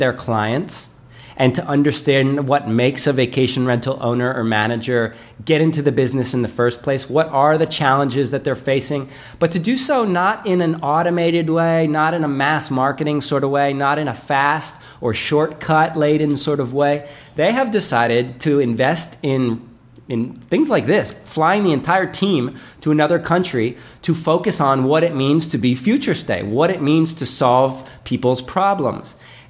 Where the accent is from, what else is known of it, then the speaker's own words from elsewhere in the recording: Princeton, New Jersey, United States; moved away; I'm originally from New Jersey